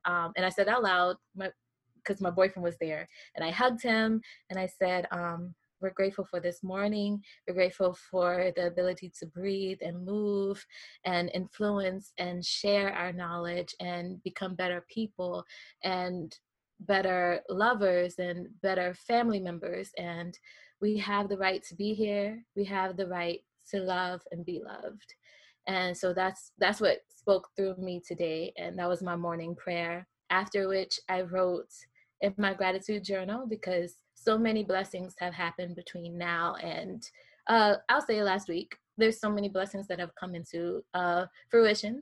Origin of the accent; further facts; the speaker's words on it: the South, United States; now in Manhattan, United States; I am from the South